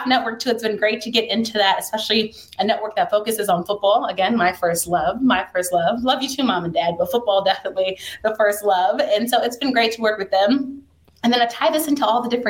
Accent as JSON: {"language": "English", "area": "Montgomery County", "region": "Maryland", "country": "United States", "tie": "born or raised there", "said": "I grew up in Montgomery County, Maryland"}